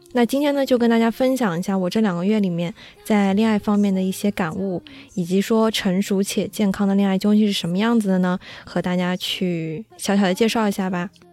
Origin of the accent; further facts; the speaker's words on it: Shanghai, China; 我们是上海的嘛